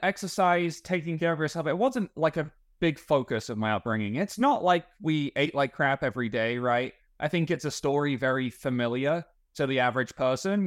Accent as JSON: {"language": "English", "region": "England", "country": "United Kingdom", "also_born_or_lived": "Texas", "moved": "as an adult", "lives_now": "Plano, United States", "said": "I am from England, although I've been, uh, you know, in, in America and Texas long enough to pick up on a few of the language habits"}